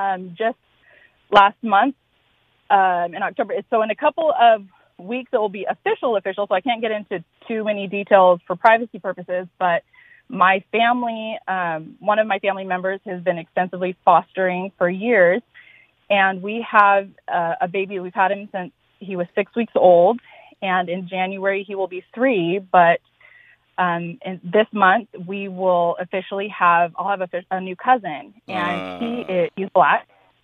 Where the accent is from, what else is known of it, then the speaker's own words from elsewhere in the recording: Bakersfield, California, United States; I am African American, and I am from Bakersfield, California.